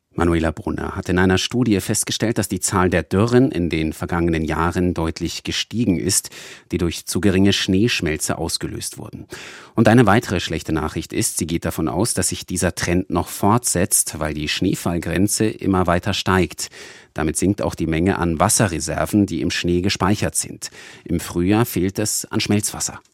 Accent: Bavaria, Germany; bei uns in Bayern

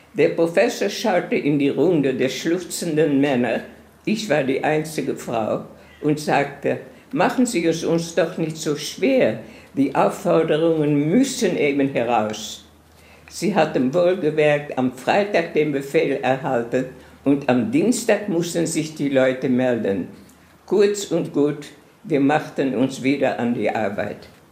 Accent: Amsterdam, North Holland, Netherlands; moved away; also born or lived in Palestine; Ich bin geboren in Amsterdam in einem sehr schönen Viertel von Amsterdam.

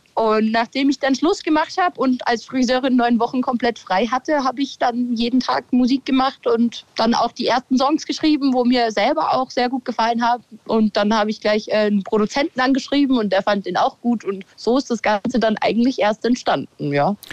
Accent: Kirchseeon, Bavaria, Germany; accent: Bavarian; Also ich wohne schon immer in Kirchseon da bis vor zwei Jahren habe ich noch in dem Haus gelebt, wo ich eben aufgewachsen bin

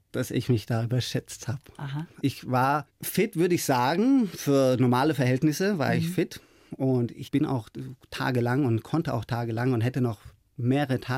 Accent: Germany; Die gefährliche Reise auf der Suche nach meiner Mutter hat mich genauso geprägt wie meine Kindheit in Deutschland mit einem schwierigen Vater. Ich bin dankbar, dass ich hier aufgewachsen bin, beziehungsweise hier aufwachsen durfte

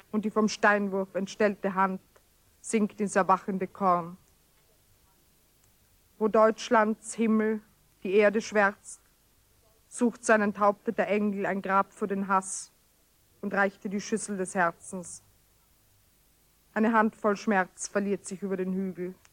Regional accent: Carinthia, Austria; Ich habe meine Jugend in Kärnten verbracht, im Süden, an der Grenze, in einem Tal, das zwei Namen hat, einen deutschen und einen slowenischen.

